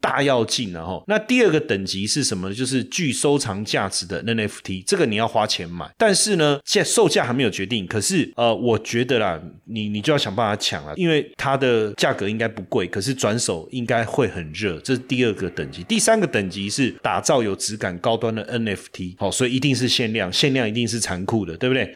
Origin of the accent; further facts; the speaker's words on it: Taiwan; 我们台湾人共同的记忆